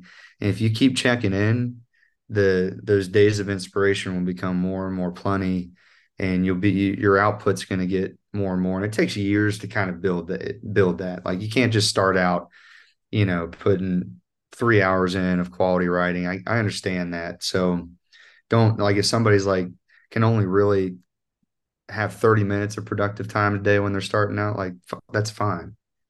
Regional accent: North Central West Virginia, United States; accent: North Central West Virginian; And I, you know, this North Central West Virginian accent, which is like almost sounds like it's Irish when I'm singing, but that's how it is naturally. That's how I sound.

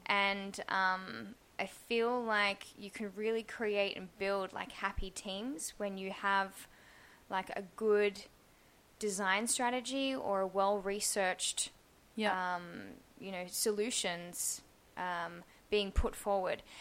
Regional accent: Australia; moved away as an adult; also born or lived in Singapore / Poland / London; now in Berlin, Germany; I am from Australia

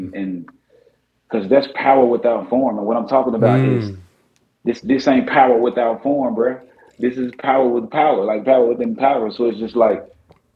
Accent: Jackson, Tennessee, United States; moved away; my hometown, Jackson, Tennessee

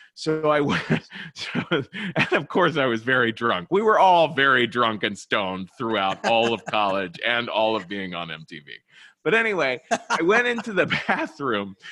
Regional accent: Cincinnati, Ohio, United States; moved away as an adult; also born or lived in New York; I was born and raised in Cincinnati, Ohio

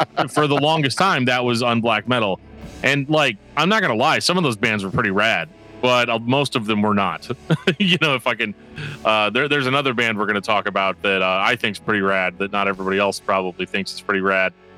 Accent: Midwest, United States; I'm an American man from the, from the Midwest

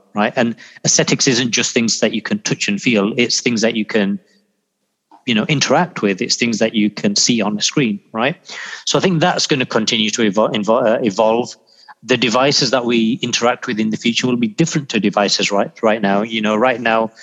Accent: Yorkshire and the Humber, United Kingdom; moved away; also born or lived in Pakistan / Manchester; I was born in Pakistan. I grew up in Yorkshire. I'd spent the majority of my life there

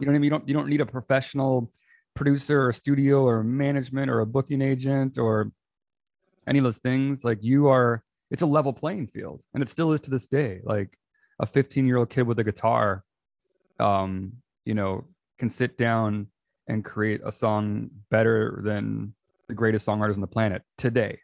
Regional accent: outside of Chicago, Illinois, United States; I grew up outside of Chicago

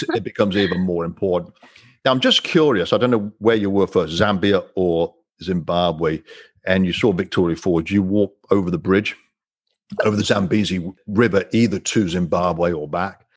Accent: Coventry, West Midlands, United Kingdom; I'm from England, as you know, born and raised in Coventry

